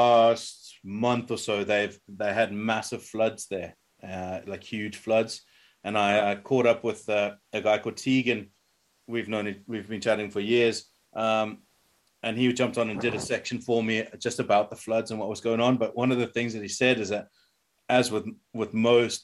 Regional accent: Durban, KwaZulu-Natal, South Africa; I'm from the same city that Andre Both is from

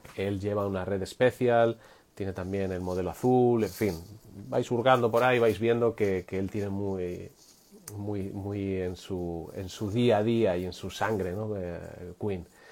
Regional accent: Madrid, Community of Madrid, Spain; moved away as an adult; now in Catalonia, Spain; Yo soy de Madrid, ya sabéis, yo soy de Madrid, pero yo estoy viviendo en, Cataluña desde hace ya cuatro años

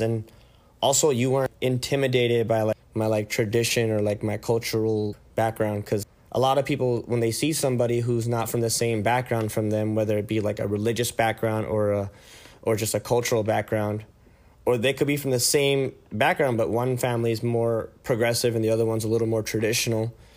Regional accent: San Jose, California, United States; moved away as an adult; now in Tucson, United States; I was born and raised in the Bay Area, California.

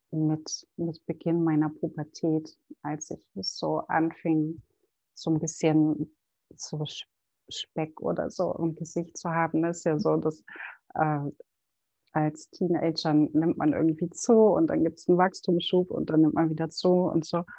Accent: Berlin, Germany; born there; Ich bin in Berlin geboren und Mutter von einem fast 15-jährigen Sohn und betreibe seit sechs Jahren mein eigenes Ayurveda-Business in Berlin

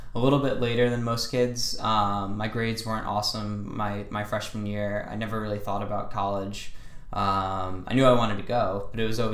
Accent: Niskayuna, New York, United States; moved away as an adult; now in Boston, United States; I'm from Niskayuna, New York

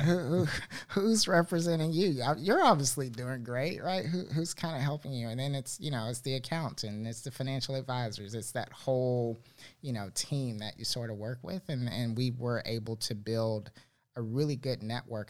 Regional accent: Miami, Fort Lauderdale area, South Florida, United States; moved away as an adult; now in Charlotte, United States; I'm originally from South Florida, uh, Miami, Fort Lauderdale area, and uh, moved to Charlotte 2012

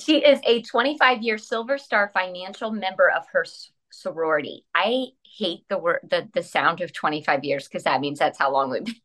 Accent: La Porte, United States; we grew up in Laporte, um, predominantly white

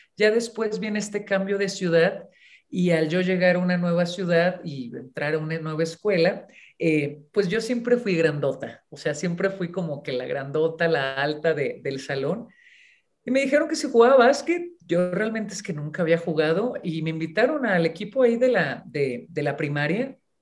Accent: Ensenada, Baja California, Mexico; moved away as an adult; also born or lived in Mexicali / Puebla; yo nací en Mexicali, pero siempre que a mí me preguntan de dónde eres originaria, yo muy orgullosamente digo que de Ensenada, Baja California nací en Mexicali y nos fuimos a vivir, yo cuando era, era niña, era pequeña todavía, a Ensenada.

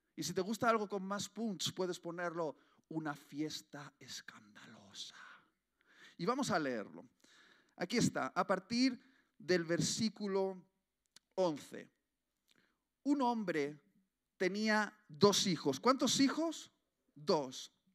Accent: Basque Country, Spain; como buen vasco

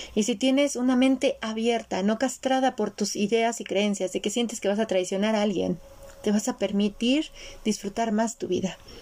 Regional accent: Mexico; yo nací en México, soy la primer mezcla dentro de mi árbol, del lado de mi mamá, entre los países europeos y México

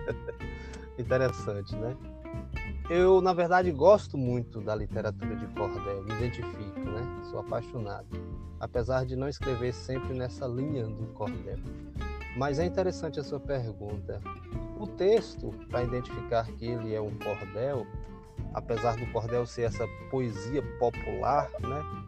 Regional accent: Manuel Vitorino, Bahia, Brazil; now in Vitória da Conquista, Brazil; sou natural aqui de Manuel Vitorino, interior da Bahia. Porém, moro em Vitória da Conquista há mais de 36 anos

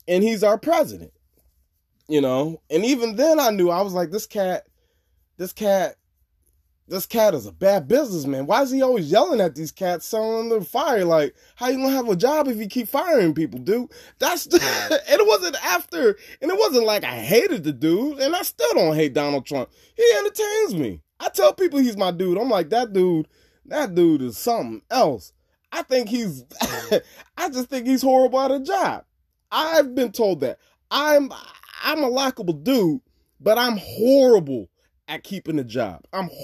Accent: San Antonio, Texas, United States; also born or lived in San Marcos, Texas; the same part of my hometown that I grew up from, which was in the Northeast side

